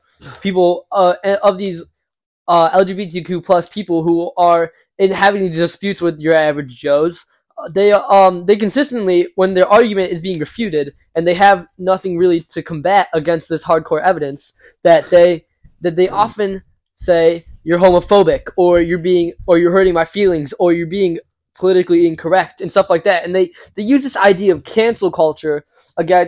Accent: Illinois, United States; we are from Illinois

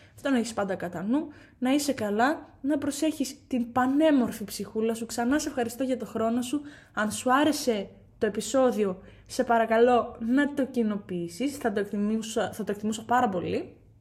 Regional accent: Katerini, Central Macedonia, Greece; moved away; για μένα πατρίδα είναι εκεί που γεννήθηκα, έκανα του φίλου μου, μεγάλωσα είναι εκεί που είναι η καταγωγή μου, α πούμε, στην περίπτωση αυτή. Είμαι από την Κατερίνη

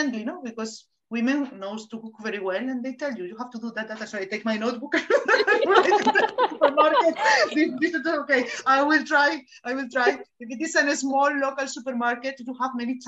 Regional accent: Spain; accent: Spanish; first language Spanish; English is a second language; moved away as an adult; also born or lived in Pune, India; People did not understand my accent, because I think people don't listen to Spanish speakers in English.

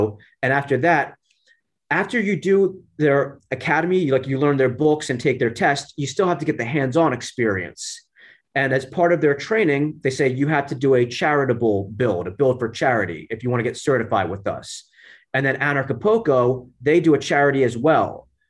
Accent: New Jersey, United States; moved away; I'm from New Jersey originally, but I left the Northeast a long time ago. So I live a nomadic life these days.

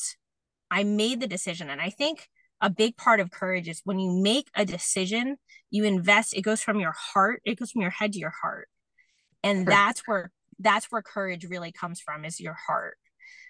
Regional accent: New York, United States; I'm from New York

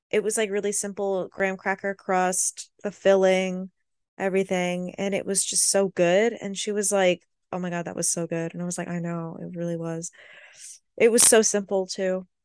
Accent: Florida, United States; I'm from Florida

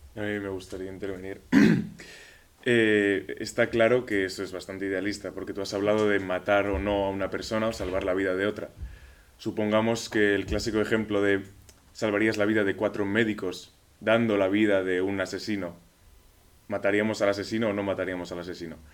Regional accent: Pamplona, Navarre, Spain; Mi país es España, de Pamplona

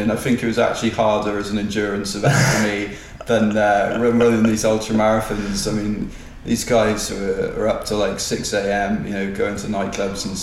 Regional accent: Cardiff, Wales, United Kingdom; I'm from Cardiff

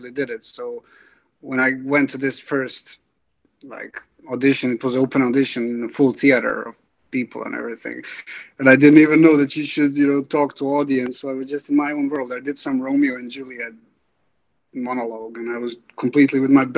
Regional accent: Bosnia & Herzegovina; now in Dublin, Ireland; I grew up in Bosnia and Herzegovina

